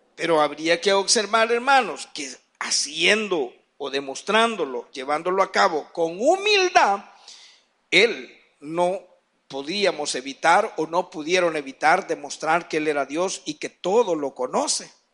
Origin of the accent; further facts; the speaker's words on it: San Marcos, San Salvador, El Salvador; also born or lived in Ciudad Delgado; Un poquito más en San Marcos, pero yo nací en Ciudad del Delgado. Dicen que de ocho días me trajeron para acá